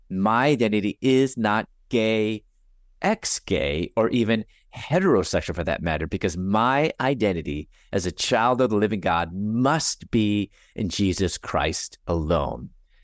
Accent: Chicago, Illinois, United States; also born or lived in Louisville, United States; I'm originally from Chicago, and I was going to dental school at that time in Louisville, Kentucky.

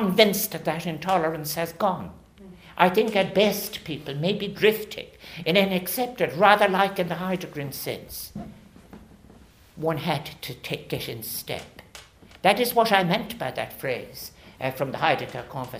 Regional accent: Ireland; as both Irish and global citizens

